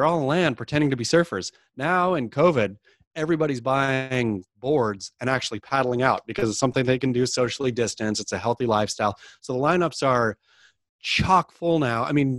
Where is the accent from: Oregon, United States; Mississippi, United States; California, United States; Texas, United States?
Oregon, United States; I mean, I suppose I grew up surfing in the Oregon coast.